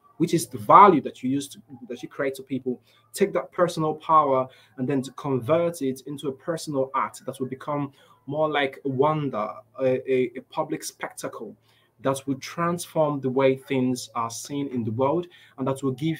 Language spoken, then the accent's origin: English; Nigeria; I grew up here in Nigeria, and growing up here in Nigeria